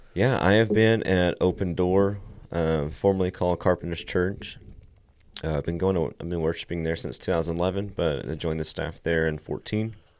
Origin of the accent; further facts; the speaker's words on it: Meadow, Texas, United States; also born or lived in Lubbock, Texas; I grew up around here for the most part my entire life.